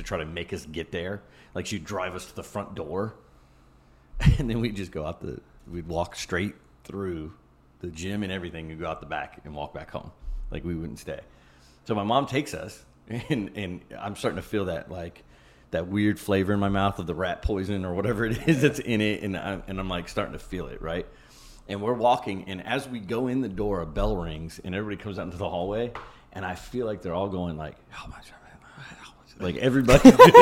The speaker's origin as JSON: {"language": "English", "region": "Ohio", "country": "United States", "said": "I'm from Ohio where the lakes are very, very large."}